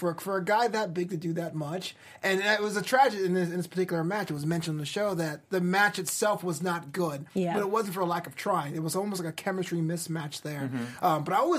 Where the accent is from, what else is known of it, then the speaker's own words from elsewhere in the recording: New York City, New York, United States; That was my hometown. That was in Brooklyn.